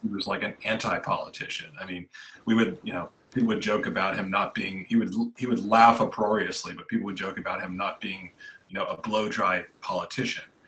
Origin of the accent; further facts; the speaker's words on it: Franklin County, Massachusetts, United States; also born or lived in Washington, D.C.; I grew up in Franklin County, so um, John was my state senator pretty much all my life